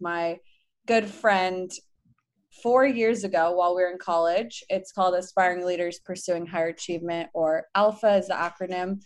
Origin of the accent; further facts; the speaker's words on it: Los Angeles, California, United States; moved away as an adult; also born or lived in Provo, Utah / San Francisco, California; I'm from Los Angeles, California. I was born and raised there